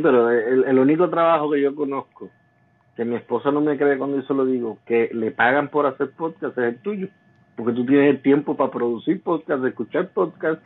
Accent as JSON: {"language": "Spanish", "town": "Jayuya", "country": "Puerto Rico", "tie": "born or raised there", "said": "como yo soy natural de Jayuya, después nosotros volvimos, nos mudados para Jayuya"}